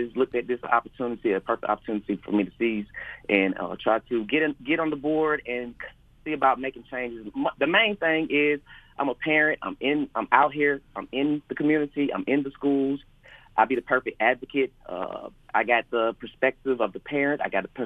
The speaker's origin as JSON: {"language": "English", "town": "Athens", "region": "Georgia", "country": "United States", "tie": "born or raised there", "said": "I grew up here in Athens, been an Athens resident all of my life"}